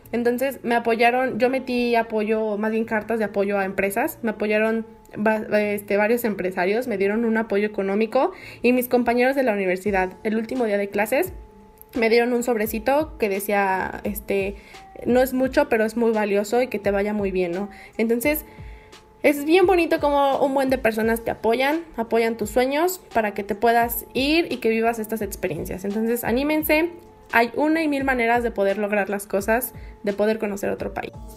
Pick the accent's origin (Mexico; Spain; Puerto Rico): Mexico; soy de México